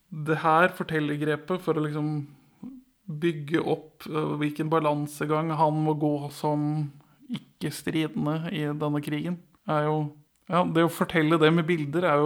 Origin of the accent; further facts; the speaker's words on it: Northern Norway, Norway; jeg som nordlending